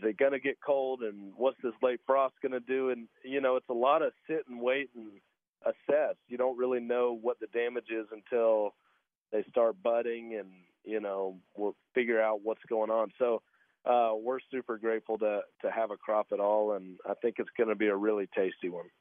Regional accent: Fort Valley, Georgia, United States; moved away as an adult; now in Nashville, United States; I grew up down in Fort Valley, Georgia, where our peaches are grown

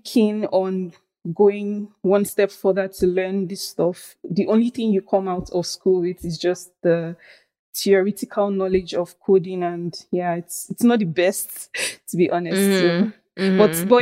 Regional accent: Nigeria; moved away as an adult; also born or lived in Benin; I grew up in Nigeria, but I went to school in a different country, close by country. It's called Benin Republic.

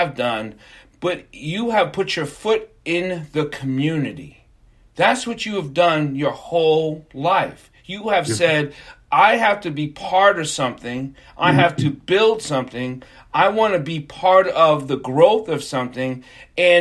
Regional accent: New York, United States; We were in New York, I'm a New Yorker growing up

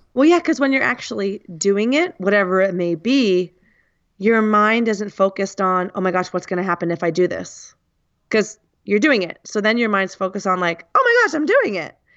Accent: United States; first language English; I come from the United States

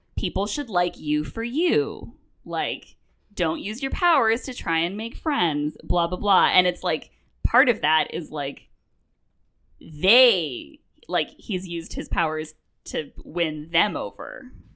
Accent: Vancouver, British Columbia, Canada; moved away; I'm from Vancouver, I grew up

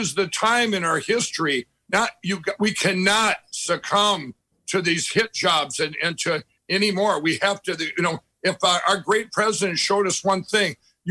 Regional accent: Minnesota, United States; I grew up in Minnesota, lived there my whole life

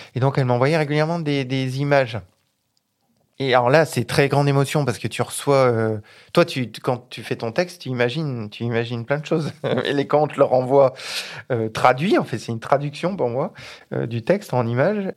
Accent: Grenoble, Auvergne-Rhône-Alpes, France; moved away as an adult; now in Vaucluse, France; Je suis pas originaire d'ici, je suis originaire de Grenoble, euh, entre Grenoble et Lyon, voilà, donc euh, isérois

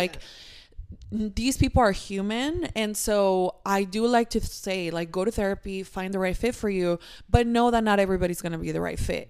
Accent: Mexico; moved away; when I was little, I grew up in Mexico

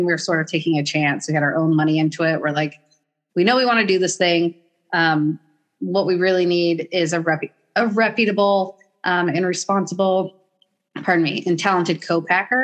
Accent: Portland, Oregon, United States; I'm from Portland

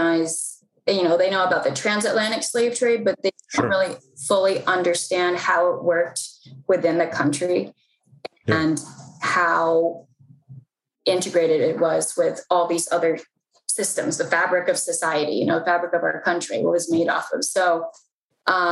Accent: Mount Rainier, Maryland, United States; I was born and raised in PG County. I was born in Mount Rainier, Maryland

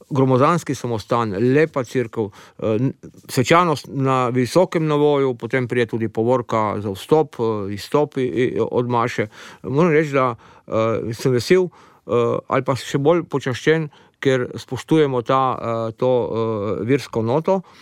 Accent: Slovenia; najbolj aktivni so Avstrici in normalno Slovenci smo zraven.

